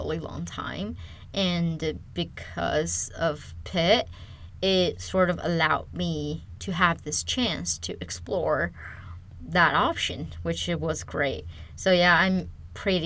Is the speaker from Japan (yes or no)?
no; China; English is a second language; moved away as an adult; also born or lived in California, United States; now in United States; I am originally from China. I moved to United States in 2010 to start my undergrad.